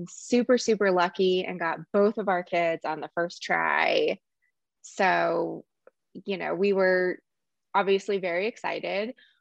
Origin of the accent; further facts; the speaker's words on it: Charlotte, North Carolina, United States; moved away as an adult; also born or lived in New Orleans, Louisiana; I grew up in Charlotte for the most part. And after college, I moved to New Orleans.